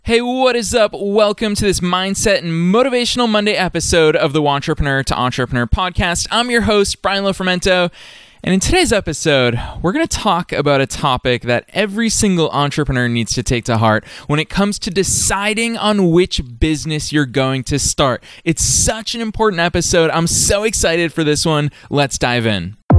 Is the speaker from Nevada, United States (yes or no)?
no; Massachusetts, United States; I was just a middle-class kid from a random suburb in Massachusetts.